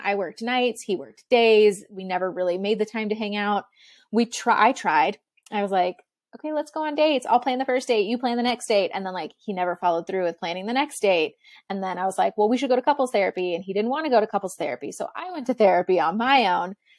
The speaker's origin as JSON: {"language": "English", "region": "Texas", "country": "United States", "tie": "born or raised there", "said": "I grew up in Texas and, like, Southern United States"}